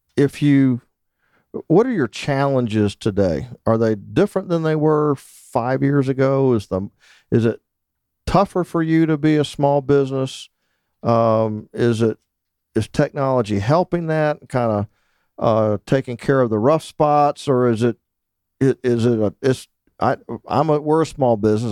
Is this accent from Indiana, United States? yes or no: no; Naples, Florida, United States; I grew up in Naples, Florida